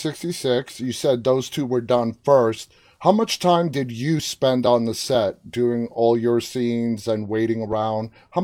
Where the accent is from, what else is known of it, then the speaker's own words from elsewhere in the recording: New York, United States; I grew up in New York